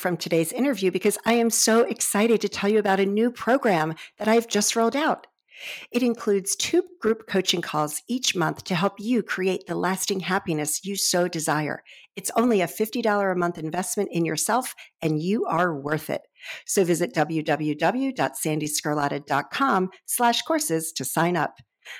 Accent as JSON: {"language": "English", "country": "United States", "said": "You know, I'm American, you know, I don't even consider, you know, well, I'm Scottish"}